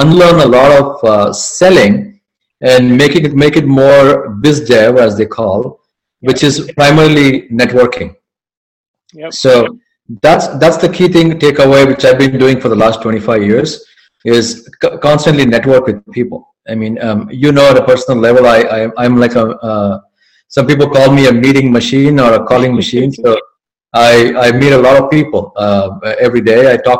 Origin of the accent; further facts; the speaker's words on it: Mumbai, Maharashtra, India; moved away as an adult; now in United States; my background is I'm from Mumbai. I did my engineering in electronics in Mumbai, and I did my MBA in Mumbai